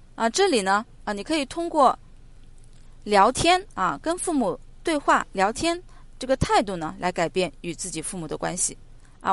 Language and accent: Chinese; China; 我们中国人的感情都比较内敛